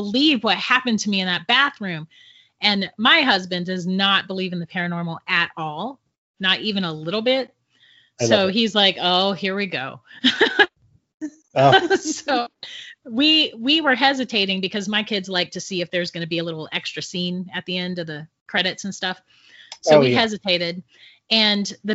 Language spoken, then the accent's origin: English; St. Augustine, Florida, United States; we're from St. Augustine and St. Augustine is like crazy haunted